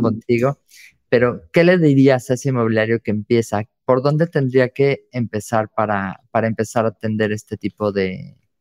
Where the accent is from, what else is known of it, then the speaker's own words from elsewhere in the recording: Mexico; soy mexicana